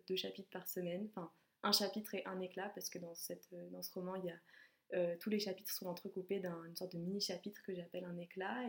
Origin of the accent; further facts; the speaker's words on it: Savoie, Auvergne-Rhône-Alpes, France; moved away as an adult; also born or lived in Lyon; en Savoie, parce que c'est là où j'ai grandi